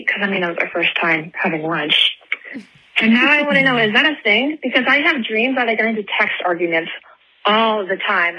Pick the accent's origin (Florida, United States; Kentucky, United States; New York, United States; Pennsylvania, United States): Florida, United States; Pensacola; I'm from Pensacola, Florida.